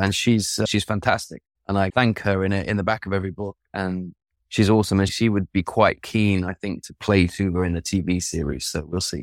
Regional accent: East Midlands, United Kingdom; now in Sweden; I'm from the Midlands, from the East Midlands. grew up in a house with no books

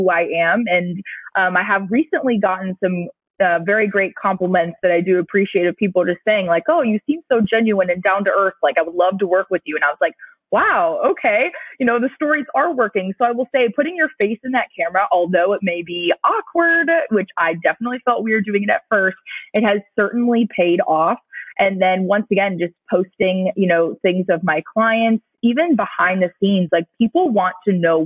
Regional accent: Cleveland, Ohio, United States; now in South Florida, United States; growing up in Cleveland

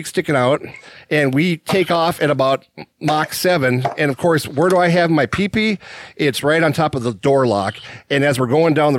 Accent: Minnesota, United States

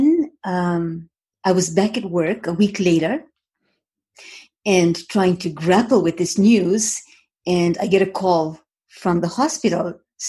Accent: Moshi, Kilimanjaro, Tanzania; moved away as an adult; now in Toronto, Canada; I was born in Moshi, Tanzania, so East Africa, in a very, very small town that contained Mount Kilimanjaro. So every morning I'd wake up in the morning and peer through my window

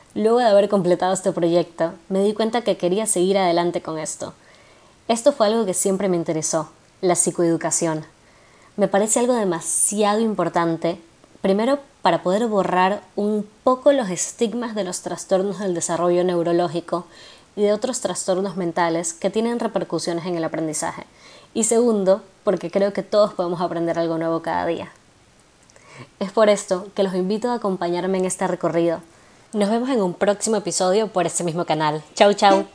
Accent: Guayaquil, Guayas, Ecuador; also born or lived in Argentina; soy guayaquileña

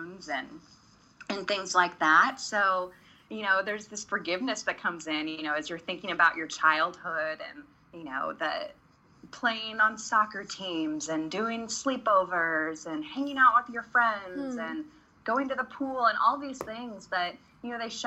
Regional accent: Prairie Village, Kansas, United States; We grew up in Prairie Village

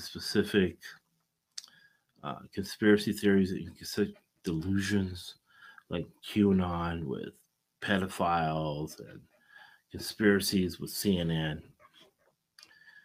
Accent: United States; we're all American

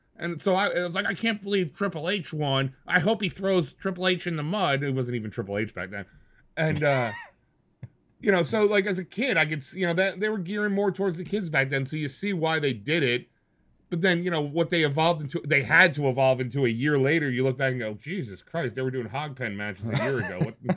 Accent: New Jersey, United States; I'm in Jersey

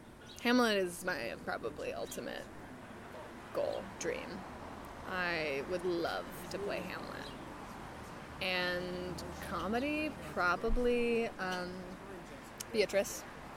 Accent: Stratford-upon-Avon, West Midlands, United Kingdom; Like, specifically Stratford-upon-Avon. And so Shakespeare was always kind of on my radar, just being British.

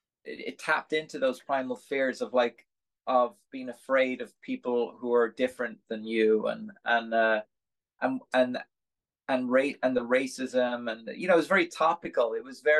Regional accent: Dublin, Leinster, Ireland; moved away as an adult; also born or lived in California, United States / New York, United States; now in United States; I'm from Dublin

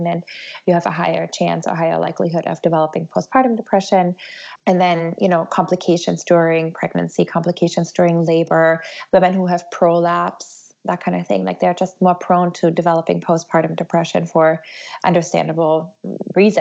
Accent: Germany; now in United States; I'm actually from Germany originally

